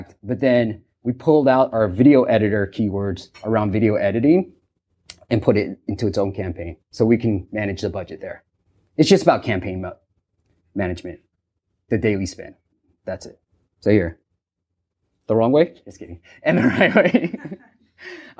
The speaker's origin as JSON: {"language": "English", "region": "California", "country": "United States", "said": "If you haven't noticed by my accent, I'm from California"}